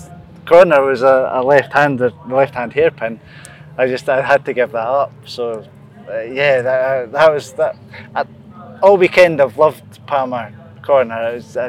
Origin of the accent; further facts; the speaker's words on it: Scotland, United Kingdom; being a Scotsman